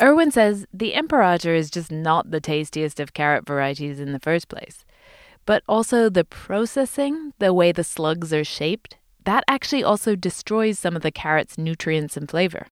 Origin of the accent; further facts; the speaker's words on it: United Kingdom; accent: British English; as a British English speaker